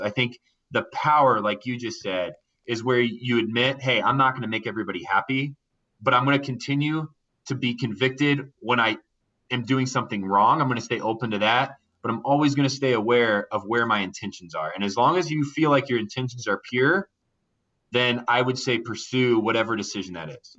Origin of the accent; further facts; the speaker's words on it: Indiana, United States; I grew up in Indiana uh, in a small town